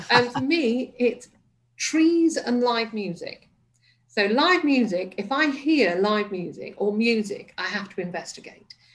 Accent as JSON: {"language": "English", "town": "Liverpool", "region": "North West England", "country": "United Kingdom", "tie": "born there", "said": "And I was born in Liverpool, and my mother had this thing about accents defined you and could often confine you."}